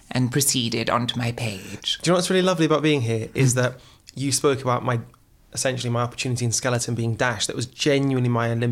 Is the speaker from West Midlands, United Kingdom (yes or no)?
yes; Wolverhampton, West Midlands, United Kingdom; also born or lived in Oxford, United Kingdom; so i was born in oxford but i was raised in wolverhampton